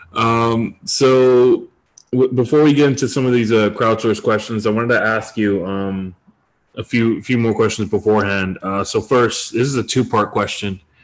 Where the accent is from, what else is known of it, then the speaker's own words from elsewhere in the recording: Detroit, Michigan, United States; most of my life, I grew up in Detroit, Michigan.